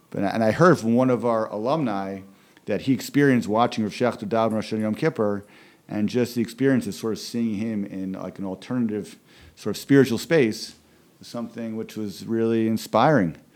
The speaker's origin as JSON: {"language": "English", "town": "Philadelphia", "region": "Pennsylvania", "country": "United States", "tie": "born there", "said": "even though we're both originally from Philadelphia, although I was only born in Philadelphia, he was raised in Philadelphia"}